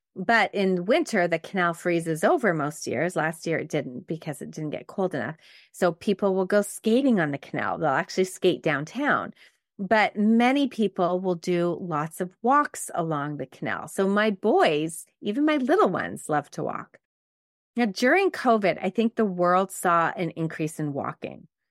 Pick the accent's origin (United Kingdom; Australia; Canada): Canada; Montreal, Quebec; I actually grew up in a suburb of Montreal called the West Island.